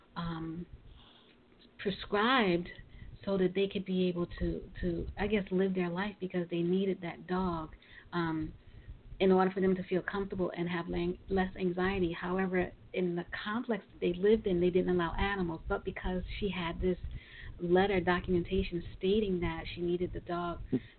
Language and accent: English; New York City, New York, United States; I'm originally from Brooklyn